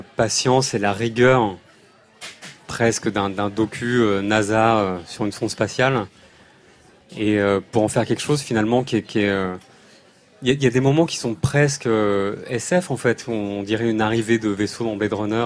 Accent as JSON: {"language": "French", "town": "Paris", "region": "Île-de-France", "country": "France", "said": "on vient de Paris"}